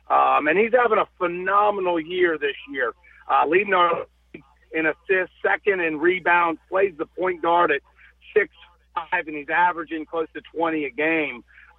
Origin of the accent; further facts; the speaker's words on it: Dunwoody, Georgia, United States; now in Fort Wayne, United States; my days growing up in Dunwoody and going to Marist High School.